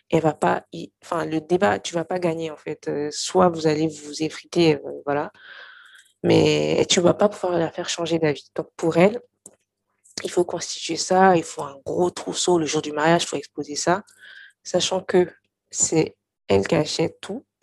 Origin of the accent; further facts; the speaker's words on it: Mali; now in France; moi, de toute façon, j'ai quitté le Mali depuis longtemps, ça fait 11 ans, bientôt plus de, plus de 11 ans. Et donc, quand j'y étais, j'étais assez jeune